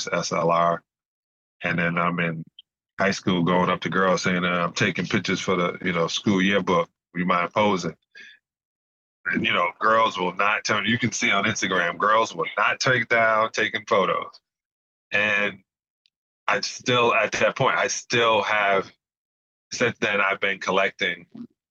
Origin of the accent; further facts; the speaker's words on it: New York City, New York, United States; I grew up in Canarsie section of Brooklyn in a project called Bayview Houses.